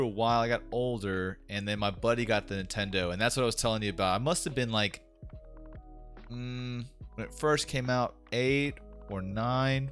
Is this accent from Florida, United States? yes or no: yes; Florida, United States; I grew up in Florida